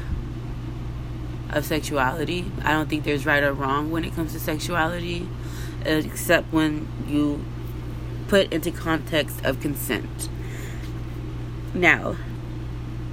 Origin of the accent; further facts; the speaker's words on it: Texas, United States; I'm from Texas. I don't know if you can hear from my voice, but yeah, I've been here my whole fucking life in the same fucking town.